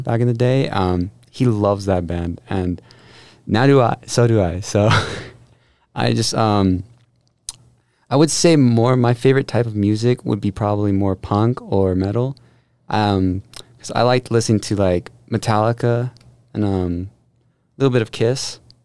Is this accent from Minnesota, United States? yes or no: no; Las Vegas, Nevada, United States; moved away as an adult; I'm from Las Vegas, Nevada